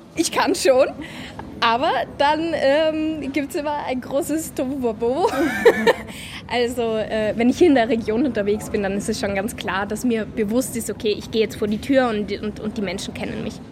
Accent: Innsbruck, Tyrol, Austria; in Innsbruck in meiner Heimatstadt

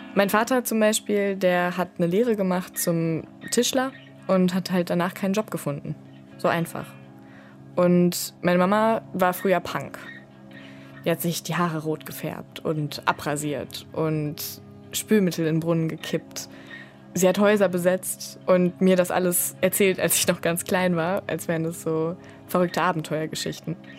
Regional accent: Ruhr area, North Rhine-Westphalia, Germany; born or raised there

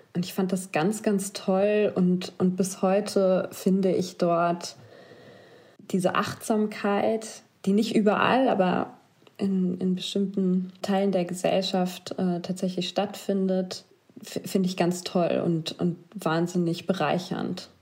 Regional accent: Germany; Dann haben wir Deutschland gesagt.

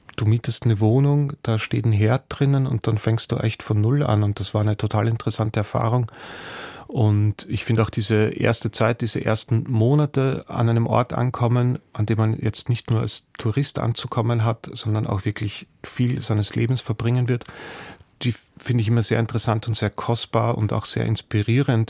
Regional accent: Austria; mir als Österreicher

